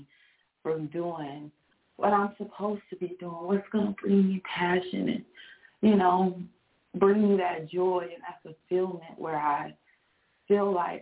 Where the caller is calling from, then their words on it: Texas, United States; I'm calling from Texas